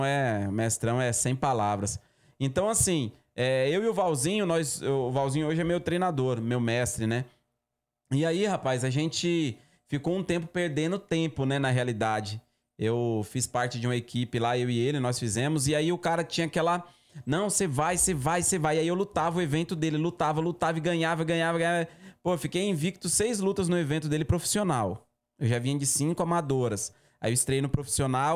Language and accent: Portuguese; Bahia, Brazil; now in Campinas, Brazil; sou oriundo do, do Nordeste, mas Vivo em é Campinas há 20 anos. Bahia